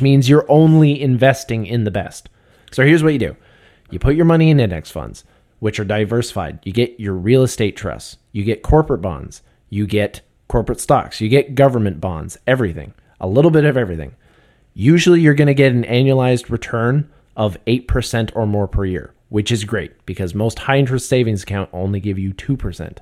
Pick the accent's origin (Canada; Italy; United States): Canada; we're Canadian